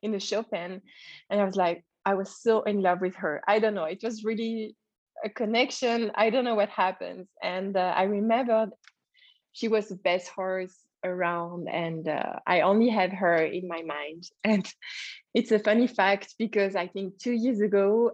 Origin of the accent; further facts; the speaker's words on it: French part of Switzerland, Romandy, Switzerland; I grew up in the French part of Switzerland